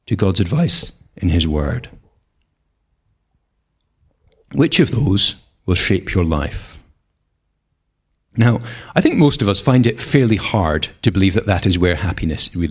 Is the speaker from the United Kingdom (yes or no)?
yes; Scotland, United Kingdom; we're Scottish. We're not short of rain round here